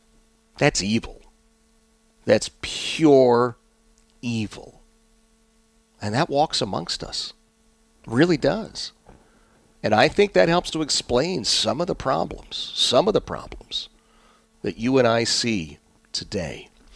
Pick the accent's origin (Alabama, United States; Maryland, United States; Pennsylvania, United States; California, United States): Pennsylvania, United States; Philadelphia; I mean, I grew up in Philadelphia. I didn't know from turkeys.